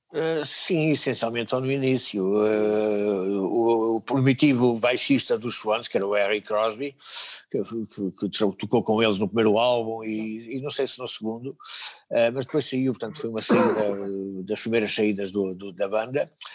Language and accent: Portuguese; Portugal; Nós somos portugueses, eh, o português é a língua que utilizamos